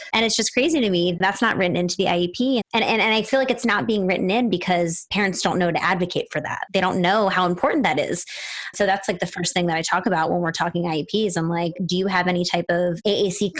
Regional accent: Pennsylvania, United States; moved away as an adult; now in California, United States; I'm from Pennsylvania and I was doing a lot of stuff in the schools in Pennsylvania. And then I moved to California

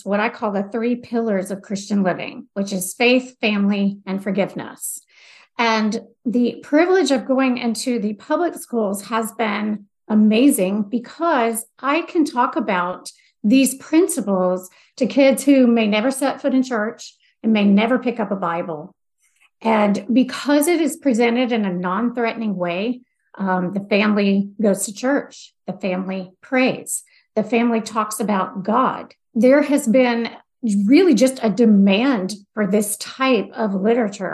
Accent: the South, United States; I am from the South

